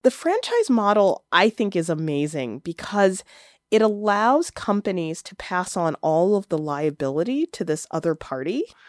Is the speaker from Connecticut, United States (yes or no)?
no; Chicago, Illinois, United States; growing up in Chicago